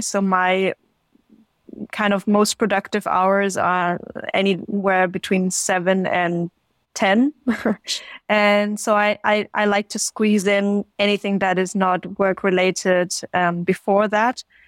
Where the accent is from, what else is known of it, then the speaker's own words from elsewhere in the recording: Stuttgart, Baden-Württemberg, Germany; also born or lived in China; I'm originally from Stuttgart, south of Germany